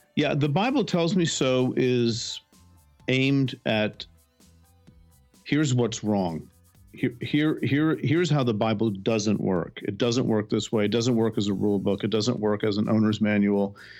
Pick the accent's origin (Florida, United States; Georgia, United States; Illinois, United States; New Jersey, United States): New Jersey, United States; I was born in New Jersey.